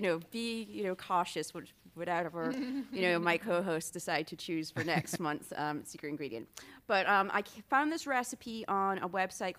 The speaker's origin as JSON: {"language": "English", "region": "Scotland", "country": "United Kingdom", "said": "I'm not used to fresh fruits and vegetables. I'm from Scotland."}